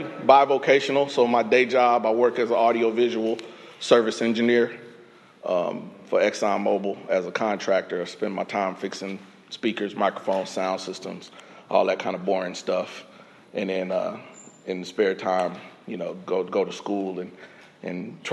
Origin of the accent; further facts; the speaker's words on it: Indianapolis, Indiana, United States; moved away as an adult; also born or lived in Illinois; now in Texas, United States; raised in Indiana